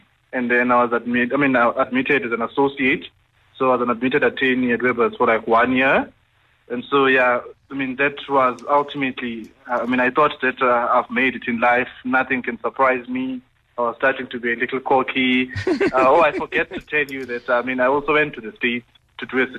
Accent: Eastern Cape, South Africa; moved away as an adult; now in Johannesburg, South Africa; I had known that I had to move away from my hometown for me to be successful. That whole thing of let me go to NMMU or Walter Sisulu University

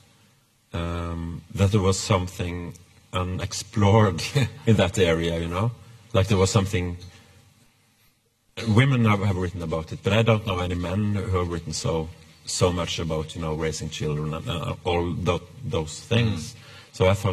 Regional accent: Norway; English is a second language; moved away as an adult; also born or lived in Sweden; I come from Norway

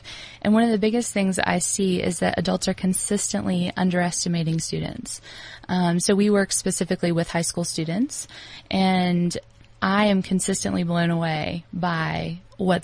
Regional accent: United States; moved away as an adult; now in South Africa; as an American coming into South Africa

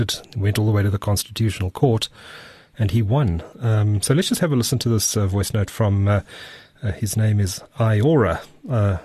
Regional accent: Durban, KwaZulu-Natal, South Africa; now in Johannesburg, South Africa; my hometown. I haven't been back there in ages, though

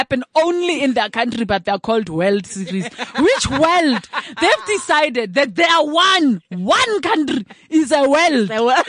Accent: South Africa; it speaks to how we see ourselves as South African.

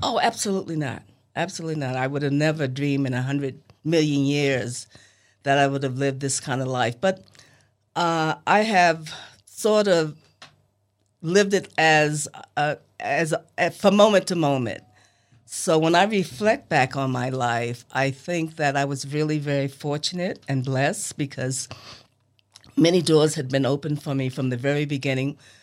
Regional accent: New York City, New York, United States; also born or lived in Los Angeles, California; now in Selma, United States; as a kid growing up in Harlem

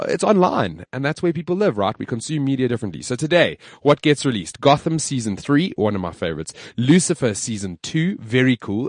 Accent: South Africa; I'm proudly South African

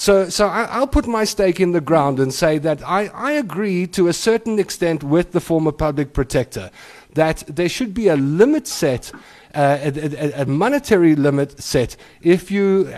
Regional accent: South Africa; me as a South African.

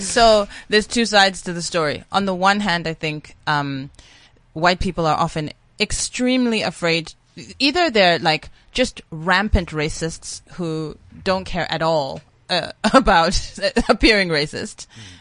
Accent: South Africa; I am a South African

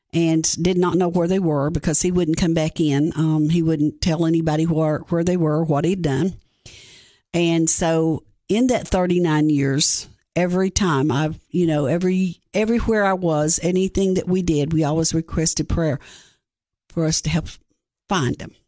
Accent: Greene County, Tennessee, United States; I grew up in Greene County, Tennessee. Um, there I was raised by my great-grandparents.

